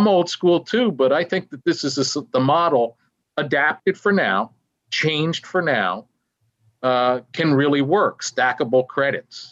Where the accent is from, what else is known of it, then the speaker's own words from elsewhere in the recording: Madison, New Jersey, United States; I grew up in Madison, New Jersey. I still live in Madison, New Jersey.